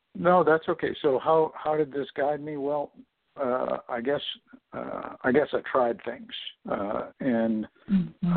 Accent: Corning, New York, United States; I was born in Corning, New York

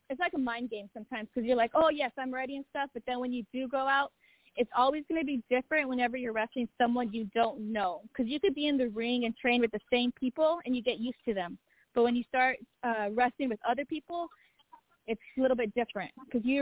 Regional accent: Chama, New Mexico, United States; now in San Antonio, United States; I moved all the way from Chama, New Mexico, to San Antonio, Texas.

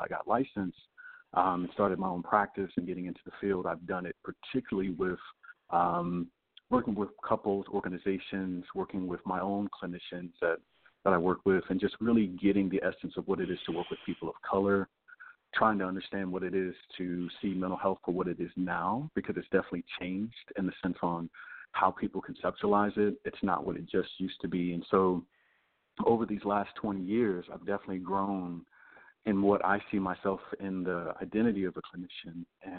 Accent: Louisiana, United States; also born or lived in lived all over (military family); But military family, so I lived all over. So it's, you know, it's not just my hometown in Louisiana, but definitely familiar with the architects and all the that area down there.

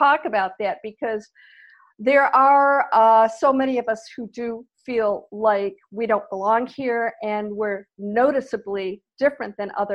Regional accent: Midwest, United States; I grew up in the Midwest to very lovely parents.

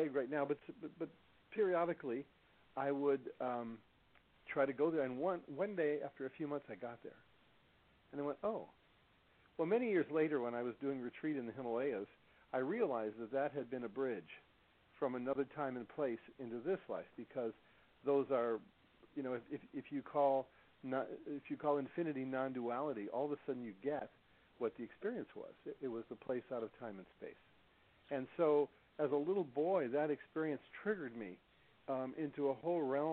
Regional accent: Midwest, United States; also born or lived in New York City, United States / Chicago, United States / Detroit, United States; I was born in New York City. I grew up in Chicago and Detroit

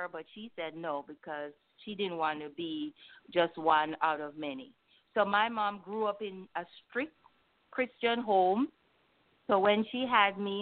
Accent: Jamaica; in my culture, which I'm from Jamaica.

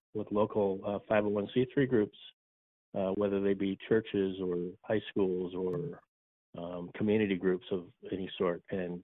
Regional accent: Southern California, United States; I grew up in Southern California.

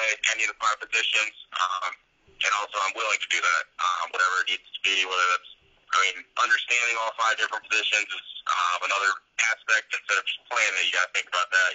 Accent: South Bend, Indiana, United States; be back in my home state

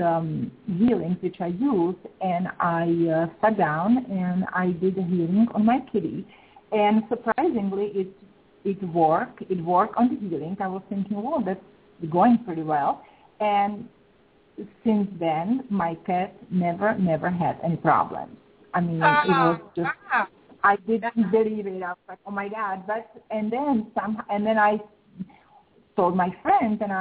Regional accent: Czechia; moved away; I am originally from Czech Republic. I was born and raised in Czech Republic, actually former Czechoslovakia

